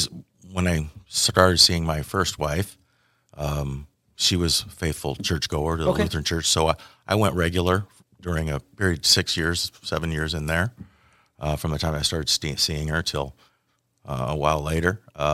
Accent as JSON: {"language": "English", "town": "Lisle", "region": "Illinois", "country": "United States", "tie": "born or raised there", "also_born_or_lived": "Iowa / Bethany, Illinois", "said": "So I was born in Iowa. Did some of my formative years in Lisle, up a suburb of Chicago."}